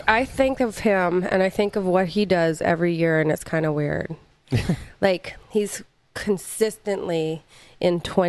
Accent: Pickering, Ontario, Canada; also born or lived in North York, Ontario; I was born in North York, but I was raised in Pickering, Ontario.

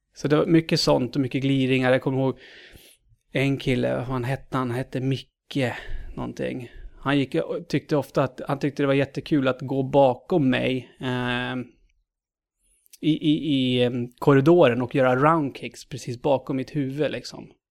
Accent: Knutby, Uppsala County, Sweden; Uppland eh, är jag född och uppvuxen i. Född Uppsala, uppvuxen i Knutby.

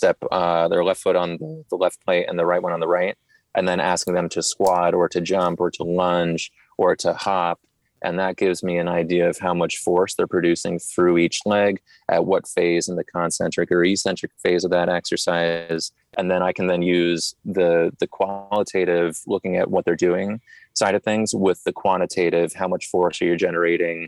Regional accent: New Jersey, United States; moved away as an adult; also born or lived in Boston, Massachusetts; now in Charlotte, United States; I was born and raised in New Jersey and then went to Boston University up in Boston, Mass

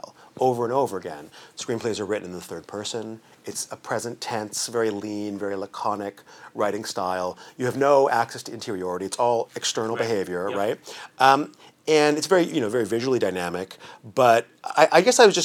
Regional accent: Vancouver, British Columbia, Canada; I'm from Vancouver. I grew up in Vancouver

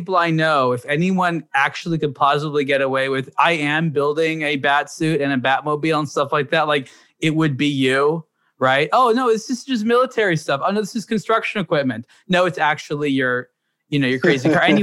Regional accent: United States; growing up in America

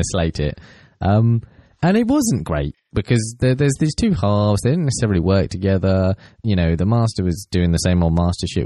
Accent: Portsmouth, South East England, United Kingdom; my childhood, you know, sort of growing up in Portsmouth

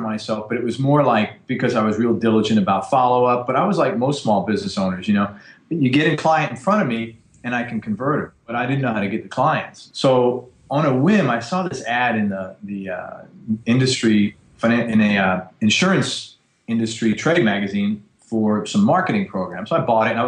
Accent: New York City, New York, United States; I grew up in the Bronx, in probably the worst area of the world you could live

